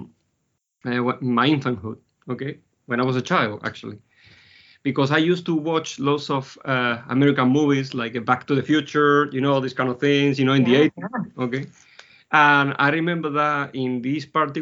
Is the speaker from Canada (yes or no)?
no; Spain; moved away; I was in Spain in the 80s because I'm originally from Spain.